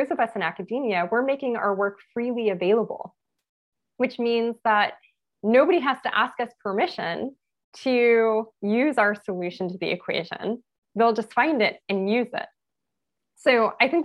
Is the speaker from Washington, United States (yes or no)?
no; Los Angeles, California, United States; I'm from Los Angeles, from East Los Angeles.